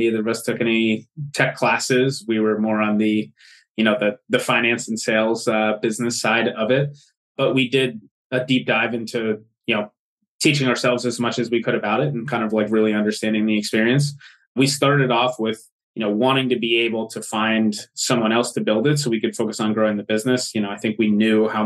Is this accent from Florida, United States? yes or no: no; outside Philadelphia, Pennsylvania, United States; I grew up outside the Philadelphia area